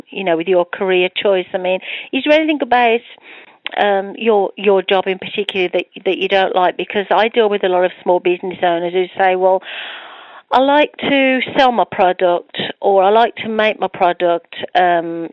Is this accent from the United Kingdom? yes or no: yes; United Kingdom; accent: British; my British accent